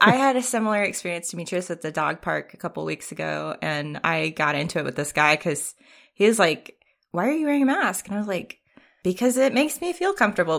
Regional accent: Richmond, Virginia, United States; moved away; also born or lived in San Francisco; my hometown of Richmond, Virginia

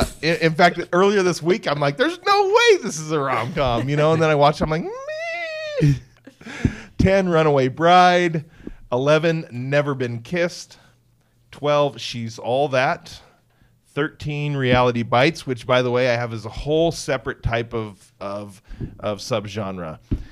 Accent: Centralia, Washington, United States; Very classy Centralia

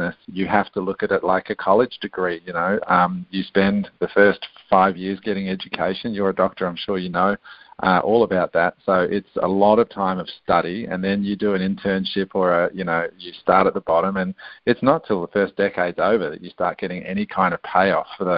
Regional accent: Canberra, Australian Capital Territory, Australia; accent: Australian; also born or lived in Adelaide, South Australia / Queanbeyan, New South Wales; raised in a little town called Canberra, which is actually the capital of Australia. And I was brought up in an area called Queanbeyan

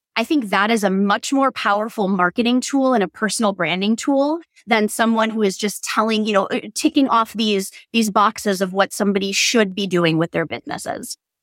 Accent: Door County, Wisconsin, United States; also born or lived in Madison, Wisconsin; I just moved back to Door County, Wisconsin, which is my home

